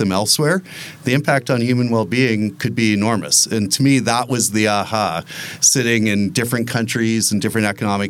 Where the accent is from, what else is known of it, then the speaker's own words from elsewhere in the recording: Vineland, Ontario, Canada; I grew up in Vineland, Ontario, just west of St. Catharines in the wine region and fruit belt